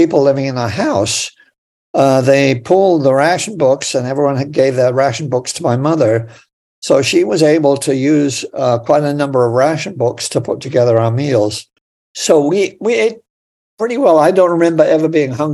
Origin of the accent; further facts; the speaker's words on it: Aspley Guise, East of England, United Kingdom; also born or lived in Newcastle upon Tyne, England; now in Los Angeles, United States; the one that I spent most of my childhood years in was called Aspley Guys